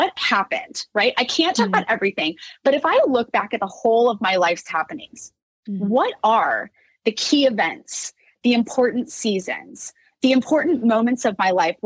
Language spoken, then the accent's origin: English; Orange, California, United States; my hometown, Orange, California